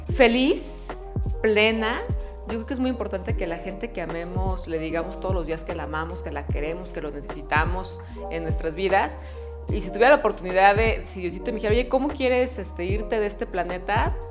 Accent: Mexico; En México. Nunca cambiaría mi tierra.

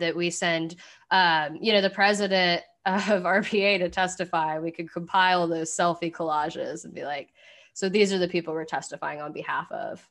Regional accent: Kentucky, United States; I'm from Kentucky

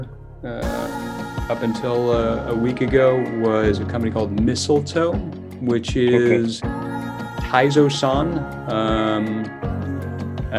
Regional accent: Silicon Valley, California, United States; also born or lived in Europe; I was born, raised in Silicon Valley, about a mile away from Apple headquarters

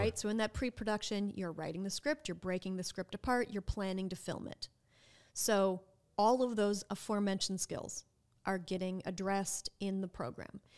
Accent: Minnesota, United States; moved away as an adult; now in New Orleans, United States; I am from Minnesota, and growing up, our public school education, educational system was quite good

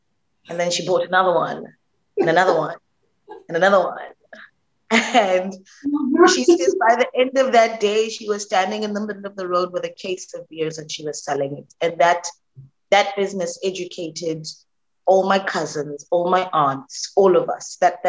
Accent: Alexandra, Gauteng, South Africa; I'm from Alexandra. That's where I was born. I've been working since I was 15 years old

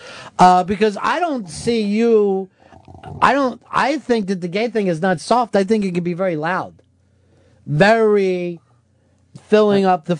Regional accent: Philadelphia, Pennsylvania, United States; accent: Philly, Delaware Valley; now in New York, United States; Delaware Valley accent that I grew up

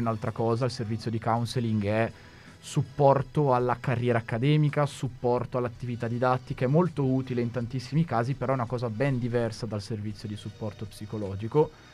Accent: Bergamo, Lombardy, Italy; accent: bergamasco; col mio accento bergamasco

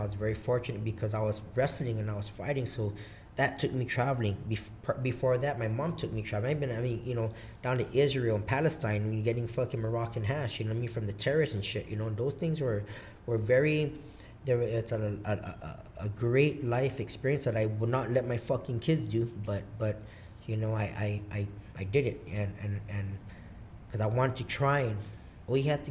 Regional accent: Guam; also born or lived in Seattle, Washington; I'm fucking from Guam

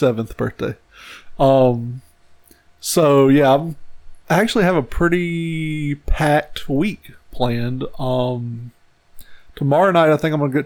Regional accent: United States

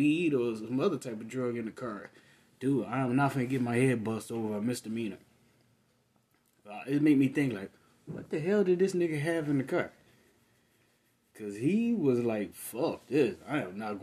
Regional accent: Michigan, United States; my home state of Michigan

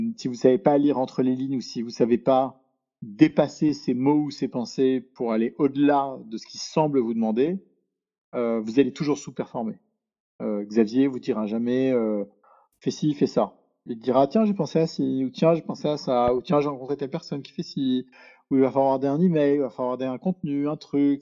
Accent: Paris, Île-de-France, France; moi, je suis né à Paris, euh, j'ai grandi à Paris, euh, je suis un Parisien pur souche

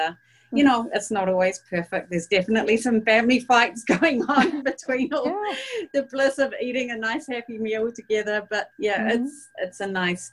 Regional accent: New Zealand; accent: New Zealand; moved away as an adult; also born or lived in Japan / Singapore; now in Buffalo, United States; I'm a New Zealander. I grew up there

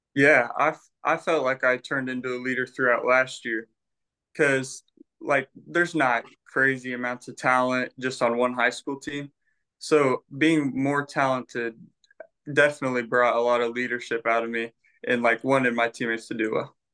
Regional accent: Terre Haute, Indiana, United States; I'm from Terre Haute, Indiana

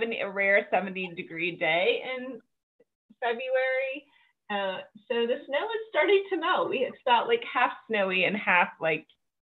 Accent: Southern United States, United States; Yay, I am a southerner in the US, so I apologize for my pronunciations ahead of time.

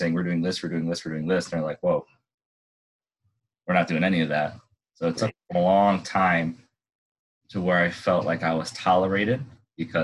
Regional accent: Illinois, United States; moved away as an adult; also born or lived in East Chicago, Indiana; I'm from Illinois

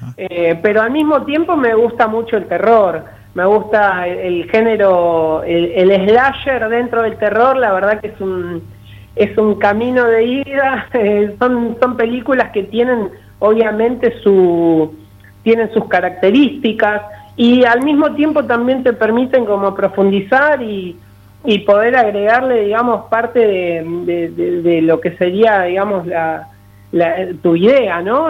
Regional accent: Avellaneda, Argentina; en Avellaneda, ciudad donde yo nací, donde estudié, eh, donde hice mis primeros pasos

